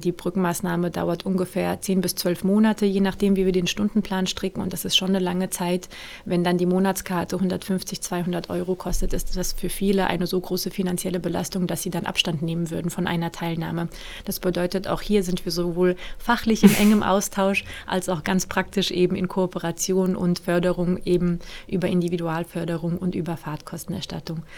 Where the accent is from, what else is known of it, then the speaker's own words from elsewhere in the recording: Frankfurt am Main, Hesse, Germany; also born or lived in Mainz; Ich bin ja gebürtige Frankfurterin